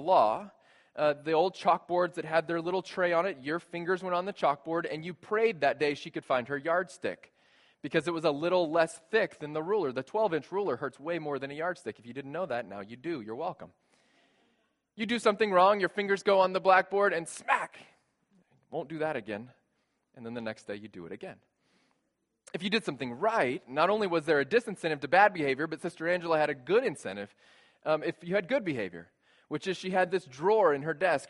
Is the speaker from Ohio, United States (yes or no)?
no; San Antonio, Texas, United States; moved away; I grew up Catholic in San Antonio, Texas